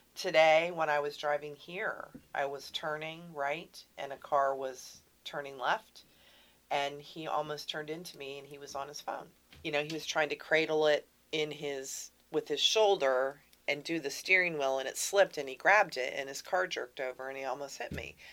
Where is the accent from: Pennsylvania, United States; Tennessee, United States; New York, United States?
Pennsylvania, United States; moved away as an adult; also born or lived in Texas; I'm from Pennsylvania.